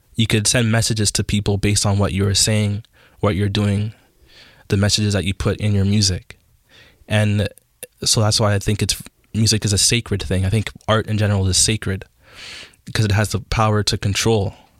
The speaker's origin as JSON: {"language": "English", "town": "Toronto", "region": "Ontario", "country": "Canada", "tie": "born or raised there", "said": "I grew up in Jane and Finch and, like, in, um, North York area."}